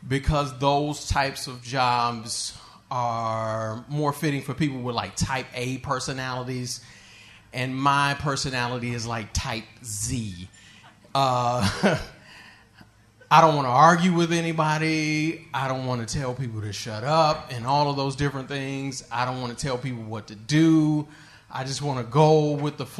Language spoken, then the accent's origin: English; Michigan, United States; where I'm from Michigan